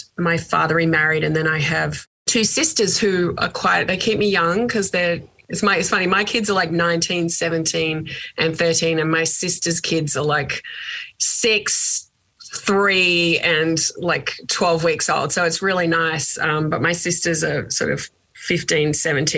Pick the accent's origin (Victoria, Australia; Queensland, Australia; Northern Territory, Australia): Victoria, Australia; Geelong; moved away as an adult; I grew up in Geelong